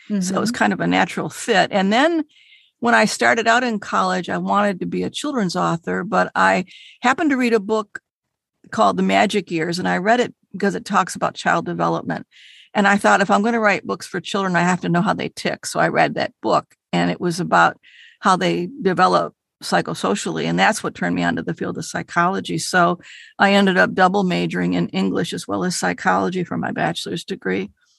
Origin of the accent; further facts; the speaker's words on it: Detroit, Michigan, United States; We grew up in Detroit. It was a lower middle class family.